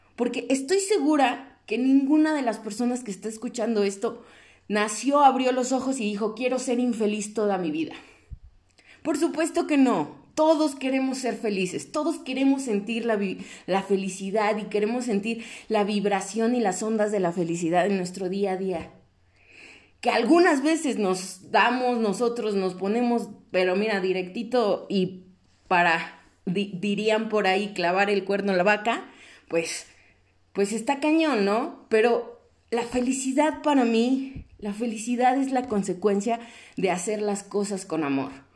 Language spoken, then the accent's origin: Spanish; Mexico; como personas mexicanas con valores